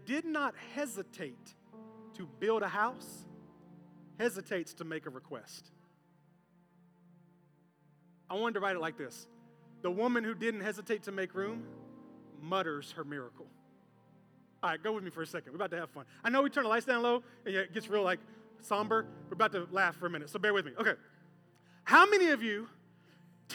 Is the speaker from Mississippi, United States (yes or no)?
no; Memphis, Tennessee, United States; moved away; I came from Memphis in a Pentecostal church where people would get a little wild and a little crazy